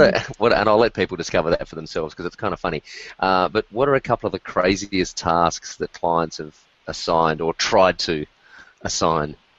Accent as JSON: {"language": "English", "country": "Australia", "said": "as an Australian"}